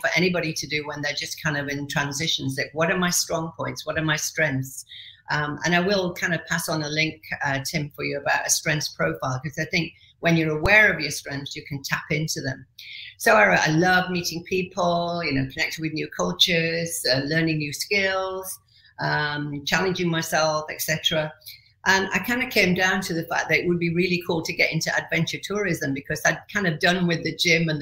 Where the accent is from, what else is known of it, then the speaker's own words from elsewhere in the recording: Yorkshire and the Humber, United Kingdom; moved away as an adult; also born or lived in Middle East / Asia / Kuwait; I'm originally from Yorkshire